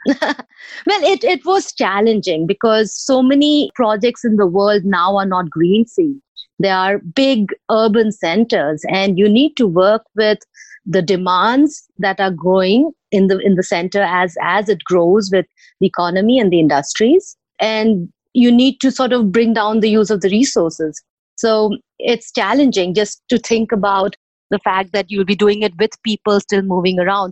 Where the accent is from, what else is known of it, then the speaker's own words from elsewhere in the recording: Bhubaneswar, Odisha, India; Bhubaneswar, which also happens to be my hometown